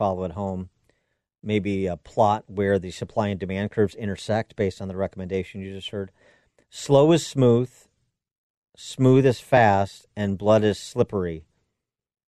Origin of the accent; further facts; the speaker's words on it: Chicago, Illinois, United States; my hometown of Chicago